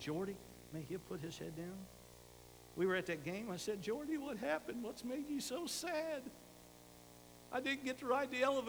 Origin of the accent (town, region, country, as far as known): United States